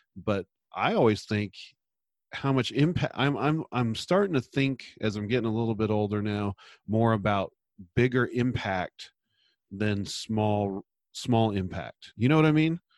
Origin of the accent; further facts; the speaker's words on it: San Luis Obispo, California, United States; moved away as an adult; now in Portland, United States; practiced in my hometown, San Luis Obispo, California